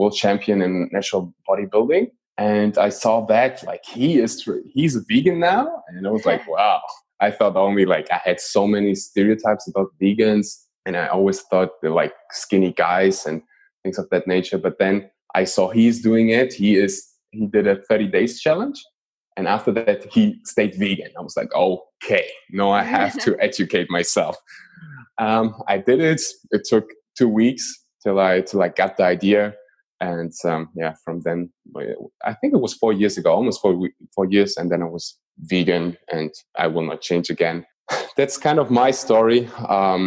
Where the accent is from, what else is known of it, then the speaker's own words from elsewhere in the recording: Germany; I was born and raised in Germany